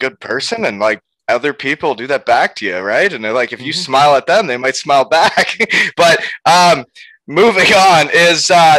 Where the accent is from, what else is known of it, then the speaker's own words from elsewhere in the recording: Elmira, Ontario, Canada; Before, I played junior in Elmira, my hometown.